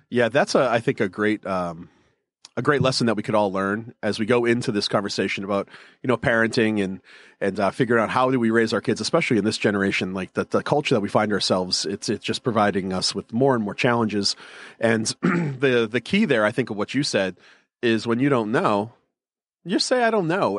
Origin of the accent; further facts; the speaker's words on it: Northeast, United States; I grew up in the Northeast, so we're culturally Catholic